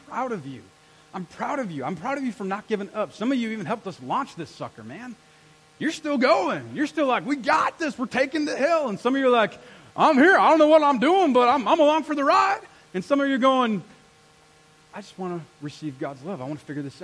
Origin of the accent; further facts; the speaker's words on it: United States; I'm an American